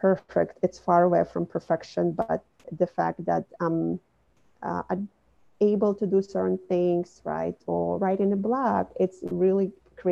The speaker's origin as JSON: {"language": "English", "region": "Minsk", "country": "Belarus", "tie": "born or raised there", "also_born_or_lived": "Brooklyn, New York City", "moved": "as an adult", "lives_now": "New York City, United States", "said": "I was born and raised in Belarus, Minsk, as a part of Soviet Union"}